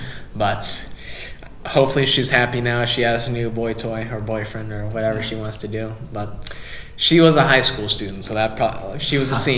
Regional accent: Carbondale, Illinois, United States; also born or lived in Murfreesboro; I'm from Carbondale.

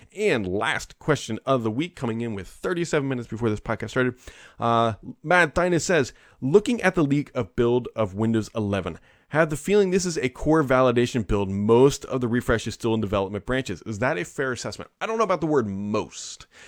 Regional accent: Cincinnati, Ohio, United States; I'm from Cincinnati

